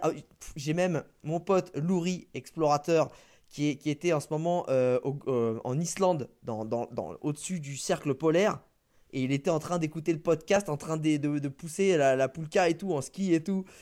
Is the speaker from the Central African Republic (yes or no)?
no; France; on est français